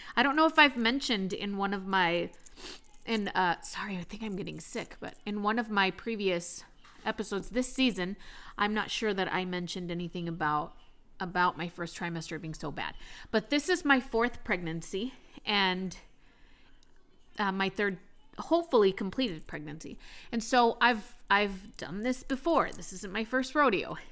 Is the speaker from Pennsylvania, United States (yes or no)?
no; Texas, United States; now in Maine, United States; I am from Texas